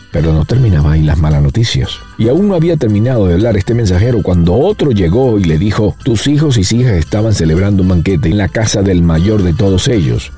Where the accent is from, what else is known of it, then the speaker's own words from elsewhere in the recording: Venezuela; yo soy venezolano